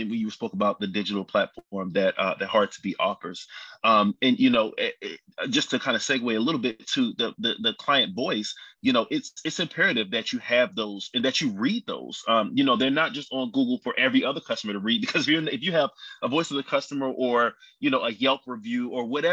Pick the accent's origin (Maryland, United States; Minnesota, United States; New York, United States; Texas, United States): Maryland, United States; Baltimore; now in Charlotte, United States; I'm also originally from Baltimore, Maryland